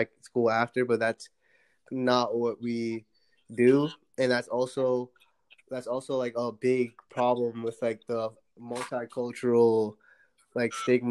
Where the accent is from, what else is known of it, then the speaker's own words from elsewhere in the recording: New York City, New York, United States; I was born in Brooklyn in Bed-Stuy